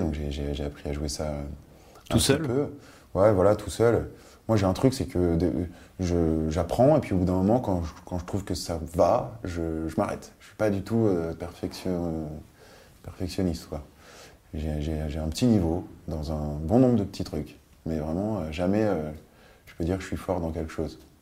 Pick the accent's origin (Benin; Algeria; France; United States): France; Paris, Île-de-France; born or raised there; also born or lived in Nice / Biot